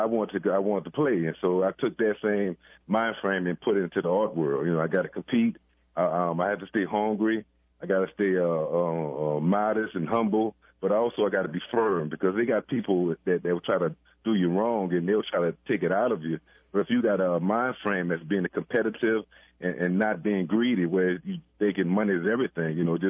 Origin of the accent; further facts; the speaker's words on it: New Orleans, Louisiana, United States; I grew up in the Sixth Ward, the Lafitte Project, so I knew nothing about the Ninth Ward